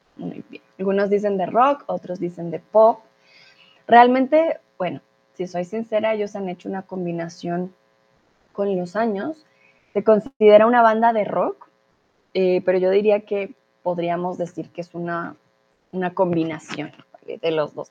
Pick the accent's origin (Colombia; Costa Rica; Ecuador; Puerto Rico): Colombia; now in Germany; soy de Colombia, comúnmente vivo en Alemania, ahora estoy en México